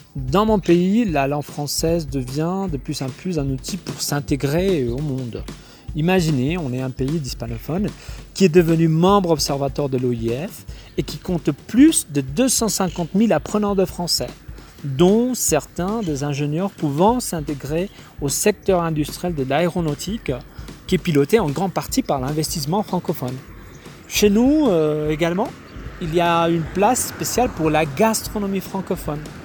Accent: Mexico; Je suis mexicain

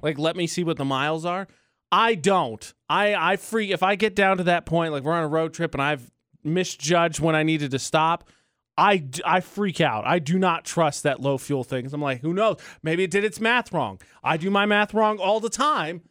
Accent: Indiana, United States; my home state

